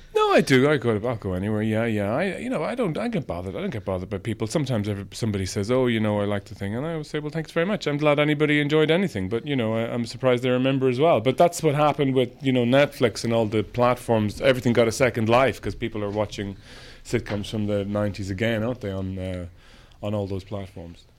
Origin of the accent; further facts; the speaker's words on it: Ireland; growing up in Ireland